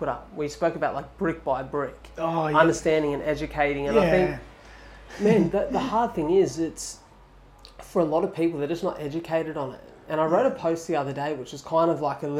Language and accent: English; Wollongong, New South Wales, Australia; I grew up in Wollongong in the same town.